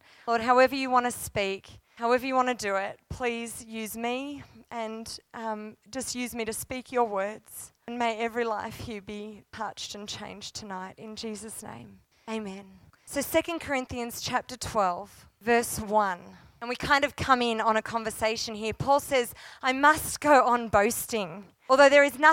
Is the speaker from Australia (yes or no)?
yes; Australia; also born or lived in Cooma, New South Wales; now in Canberra, Australia; as an Australian